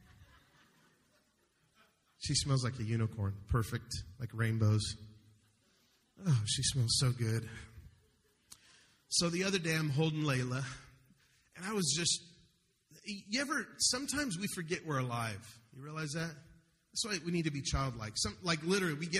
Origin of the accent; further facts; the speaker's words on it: Denver, Colorado, United States; I'm the one from Denver